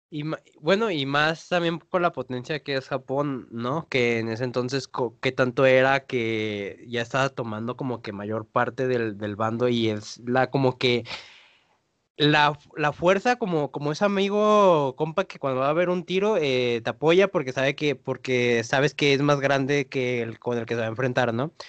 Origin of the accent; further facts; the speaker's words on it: Mexico; acá en el español mexicano como lo escribimos